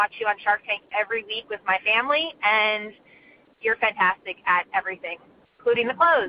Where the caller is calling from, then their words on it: Clayton, Delaware, United States; I'm from Clayton, Delaware